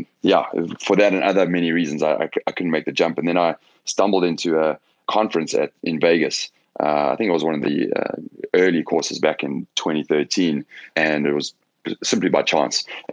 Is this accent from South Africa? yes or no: yes; South Africa; moved away as an adult; also born or lived in Johannesburg / London; now in Los Angeles, United States; I'm South African originally. I grew up there